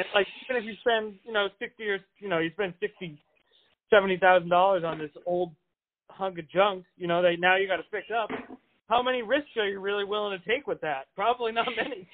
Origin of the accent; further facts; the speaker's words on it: New England, United States; I'm from New England, and I'm like, a, I'm a fast talker, even for someone from New England